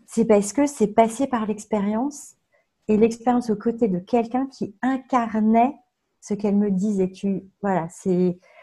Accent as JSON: {"language": "French", "town": "Tours", "region": "Centre-Val de Loire", "country": "France", "tie": "born or raised there", "also_born_or_lived": "Nanterre", "moved": "yes", "lives_now": "Langeais, France", "said": "j'ai grandi à Tours"}